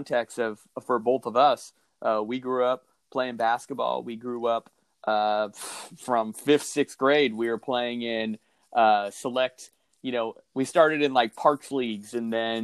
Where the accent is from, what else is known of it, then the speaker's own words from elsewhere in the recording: Seattle, Washington, United States; growing up in Seattle